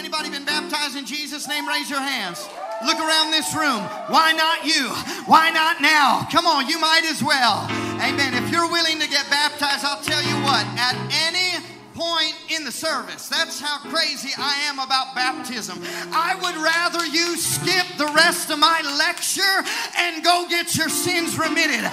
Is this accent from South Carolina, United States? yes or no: no; Seattle, Washington, United States; I was raised in Seattle, Washington